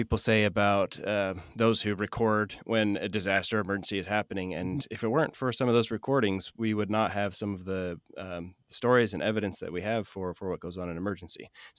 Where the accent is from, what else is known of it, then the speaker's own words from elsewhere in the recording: the West, United States; I'm from the West, but never have they come so close to me.